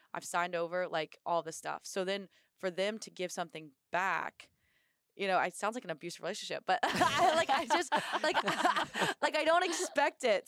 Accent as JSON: {"language": "English", "region": "Indiana", "country": "United States", "tie": "born or raised there", "moved": "as an adult", "lives_now": "Quantico, United States", "said": "I grew up in Indiana"}